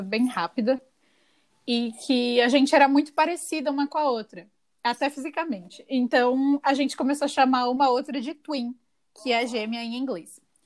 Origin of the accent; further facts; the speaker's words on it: São Paulo, Brazil; also born or lived in São José do Rio Preto; Eu nasci aqui em São Paulo, no momento eu estou em São Paulo